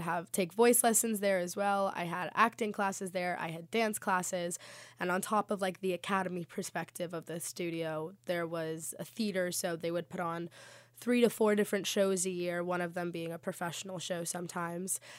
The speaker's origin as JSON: {"language": "English", "region": "South Florida", "country": "United States", "moved": "as an adult", "said": "I am actually from South Florida"}